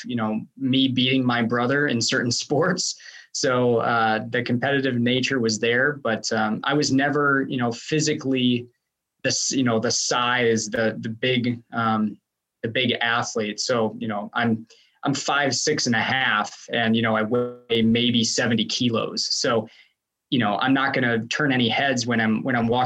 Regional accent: Wisconsin, United States; moved away as an adult; also born or lived in East Stroudsburg, Pennsylvania / Johnson City, Tennessee; So nice to be back in Wisconsin

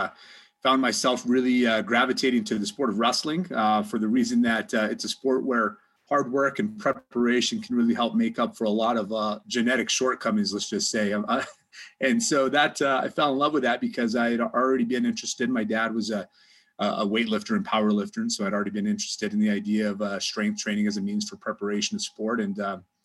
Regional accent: New Mexico, United States; moved away; I'm from New Mexico originally

